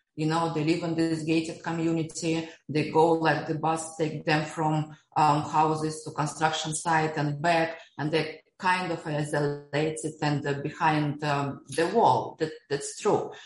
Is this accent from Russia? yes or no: yes; Siberia, Russia; now in Dubai, United Arab Emirates; I was born in Siberia during Soviet time